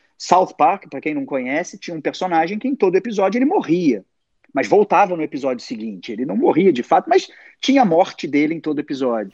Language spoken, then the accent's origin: Portuguese; Rio de Janeiro, Brazil; cresci numa família assim, cresci, sou de Zona Sul do Rio de Janeiro